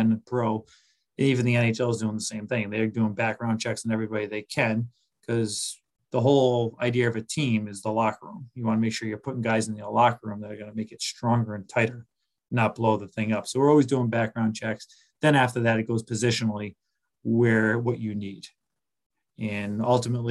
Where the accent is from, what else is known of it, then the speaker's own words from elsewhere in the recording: Boston area, Rhode Island, United States; I grew up in the Boston area, Rhode Island, close to Boston